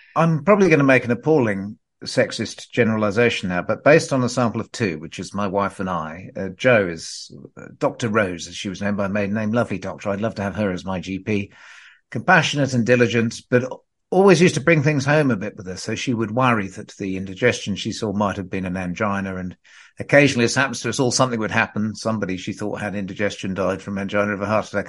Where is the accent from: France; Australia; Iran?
Australia; Perth, Western Australia; I grew up in Perth in Western Australia